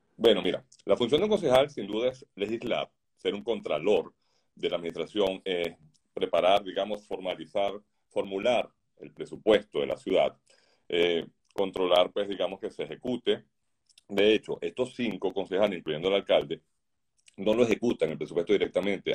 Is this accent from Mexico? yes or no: no; Venezuela; moved away as an adult; now in Doral, United States; mi país natal, en Venezuela, como aquí desde que llegamos a Estados Unidos